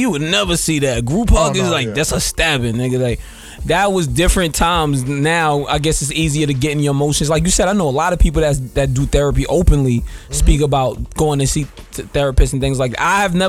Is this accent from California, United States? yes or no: no; New York, United States; I'm from New York.